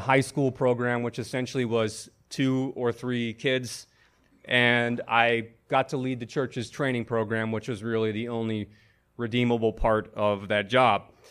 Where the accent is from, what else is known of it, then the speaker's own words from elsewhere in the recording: Buffalo, New York, United States; moved away as an adult; now in Washington, D.C., United States; I was hired as an associate pastor in my hometown of Buffalo, New York.